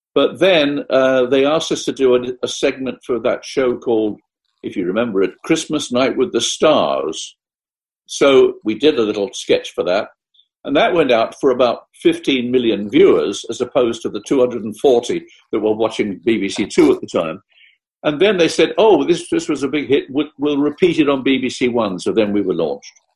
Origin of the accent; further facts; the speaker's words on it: Essex, East of England, United Kingdom; I'm from Essex